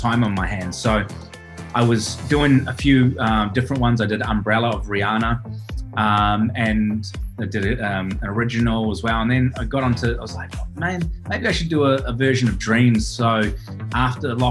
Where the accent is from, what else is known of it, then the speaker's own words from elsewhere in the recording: Auckland, New Zealand; moved away as an adult; also born or lived in Middle East; now in Australia; I grew up in Auckland, New Zealand